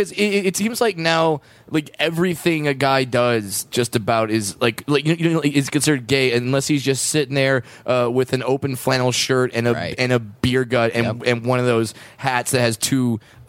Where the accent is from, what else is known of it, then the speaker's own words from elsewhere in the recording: Fullerton, California, United States; Fullerton, California represent. Everyone came from Fullerton.